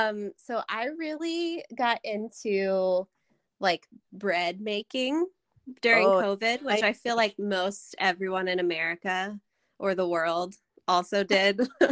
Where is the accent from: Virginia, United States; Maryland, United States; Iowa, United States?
Virginia, United States; Harrisonburg; moved away as an adult; now in Charlottesville, United States; But I grew up in Harrisonburg, so Charlottesville is the only other place I've lived my whole life.